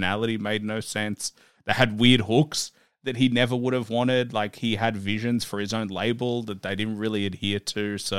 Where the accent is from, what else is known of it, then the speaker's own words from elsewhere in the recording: Melbourne, Victoria, Australia; You know, I grew up in Melbourne, so it's like I'm looking from the outside